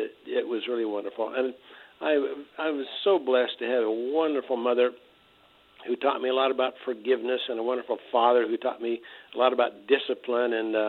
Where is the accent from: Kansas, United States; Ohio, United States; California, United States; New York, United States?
Kansas, United States; Lecompton; I grew up in Kansas, a little tiny town in eastern Kansas called Lecompton. Between Lawrence and Topeka.